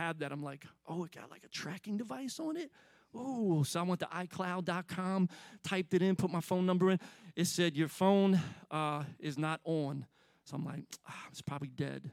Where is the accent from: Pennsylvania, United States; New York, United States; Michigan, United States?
Pennsylvania, United States; Philadelphia; now in Atlanta, United States; I grew up in Philly